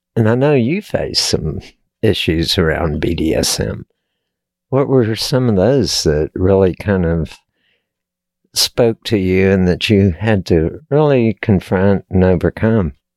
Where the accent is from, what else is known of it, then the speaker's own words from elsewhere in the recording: Texas, United States; I was born and raised in Texas